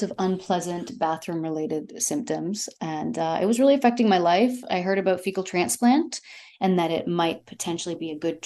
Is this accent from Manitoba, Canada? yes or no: no; Toronto, Ontario, Canada; moved away as an adult; also born or lived in Yorkshire / Los Angeles; I was born and raised in Toronto